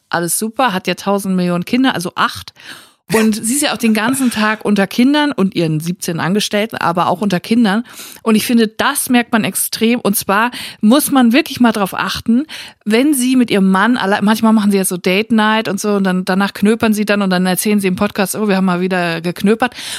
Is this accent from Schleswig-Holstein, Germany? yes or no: no; Netphen, North Rhine-Westphalia, Germany; Ich bin ja im Siegerland aufgewachsen, ich bin in Netfen zur Schule gegangen